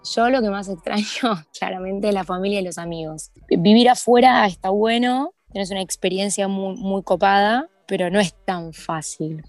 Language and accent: Spanish; Argentina; accent: Argentine; moved away as an adult; also born or lived in Valencian Community, Spain; now in Spain; nuestro acento